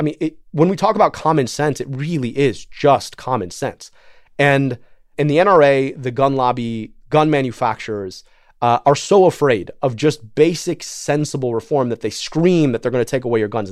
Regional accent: Michigan, United States; I'm from Michigan

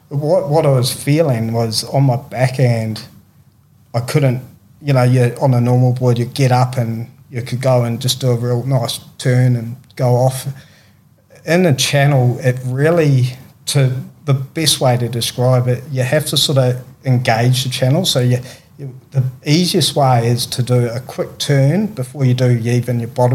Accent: New Zealand; growing up in New Zealand, AB was the legend of surfing, you know, and really still is, you know.

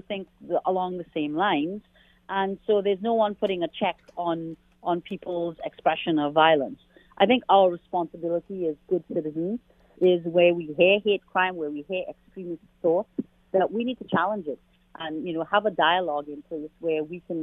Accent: Canada; as a Canadian

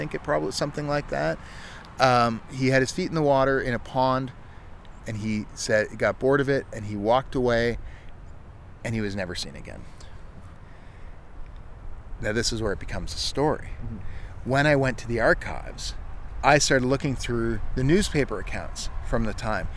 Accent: Ontario, Canada; now in Halifax, Canada; I grew up in Ontario where that sort of thing's real common

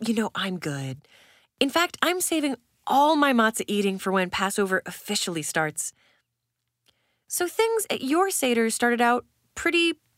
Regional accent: Brainerd, Minnesota, United States; Usually, I head back to my hometown of Brainerd

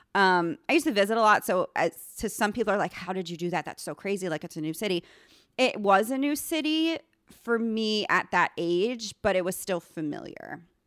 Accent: New York, United States; moved away; I am actually from New York

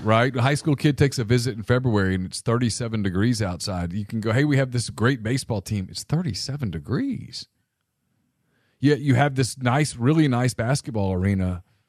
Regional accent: Ruston, Louisiana, United States; I grew up in Ruston, Louisiana in the eighties

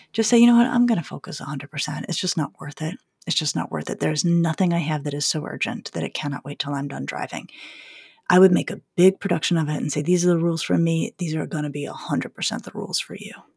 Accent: Colorado, United States; I grew up skiing in Colorado

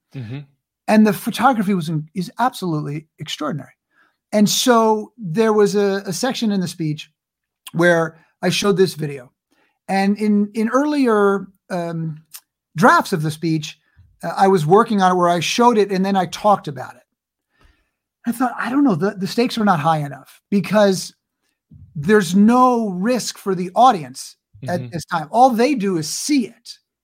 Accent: New York, United States; And I grew up in New York. So like I could play mafia guys.

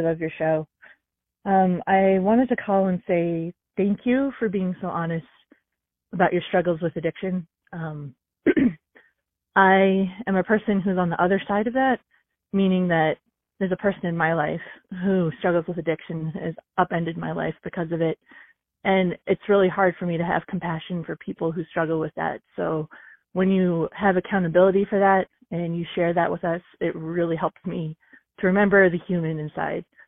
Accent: Boston, Massachusetts, United States; now in Colorado, United States; I'm in Colorado right now, and I grew up in the Boston area

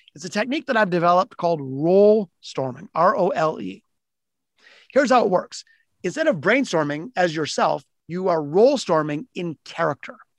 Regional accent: Detroit, Michigan, United States; my hometown of Detroit. I'm in Detroit, which is Motor City

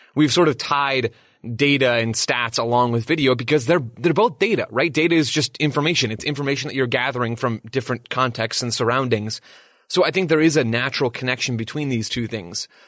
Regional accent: United States; as an American

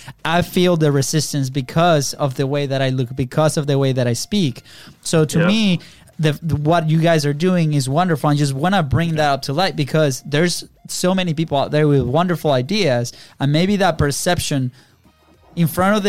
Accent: Venezuela; English is a second language; now in United States; and we're originally from Venezuela, right? Our accents have improved like a lot since we first came here, which is good.

